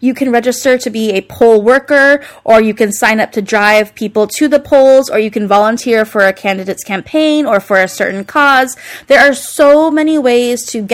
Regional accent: United States; I'm proud to be an American.

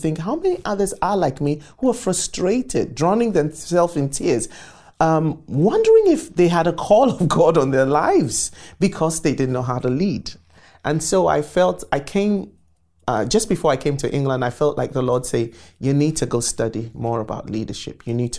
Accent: Accra, Greater Accra, Ghana; moved away as an adult; I was born in Accra, Ghana, West Africa.

